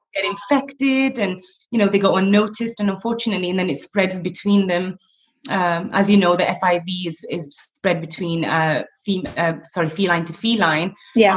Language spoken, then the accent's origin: English; Blackburn, North West England, United Kingdom; moved away as an adult; now in Abu Dhabi, United Arab Emirates; I'm originally from Blackburn in the northwest